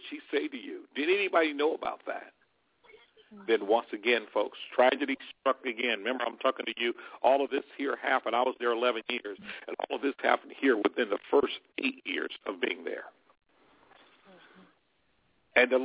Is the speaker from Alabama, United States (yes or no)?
yes; Alabama, United States; moved away; we grew up with back in Alabama